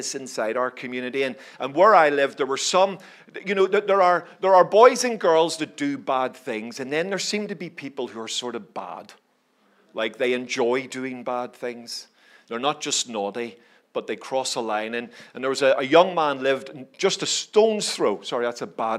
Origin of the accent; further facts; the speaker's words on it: Belfast, Northern Ireland, United Kingdom; I grew up in Belfast, as you can probably tell from my accent